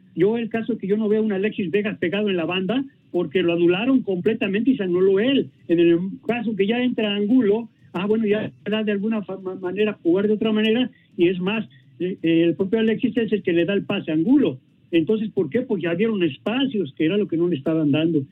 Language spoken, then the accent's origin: Spanish; Mexico; como mexicano